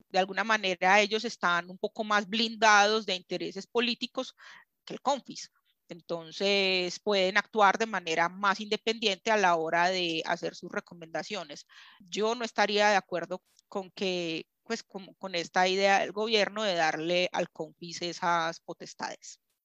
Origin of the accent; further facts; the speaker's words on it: Colombia; nosotros como colombianos